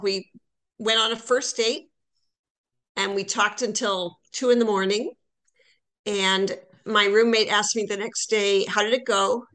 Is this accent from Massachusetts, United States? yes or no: no; Iowa, United States; moved away as an adult; also born or lived in Toronto; now in St. Paul, United States; I'm from Iowa originally.